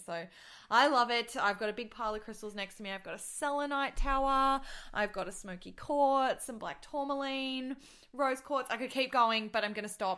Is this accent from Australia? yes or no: yes; Australia; accent: Australian; I am Australian, and I'm just gonna try and stick to that accent